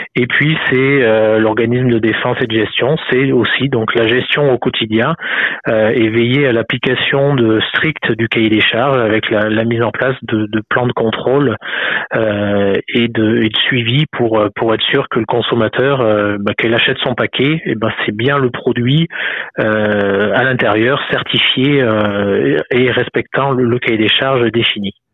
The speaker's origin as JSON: {"language": "French", "area": "Haute-Loire", "region": "Auvergne-Rhône-Alpes", "country": "France", "said": "chez nous en Haute-Loire c'est de la production laitière"}